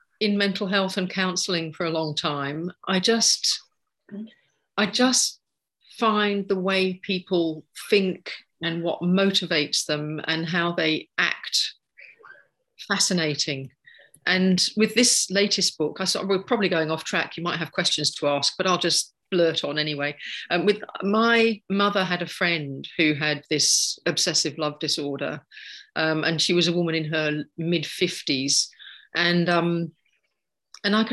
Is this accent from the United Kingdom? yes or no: yes; London, United Kingdom; moved away as an adult; now in Sydney, Australia; I've lived here for 30 years now, but I come from London originally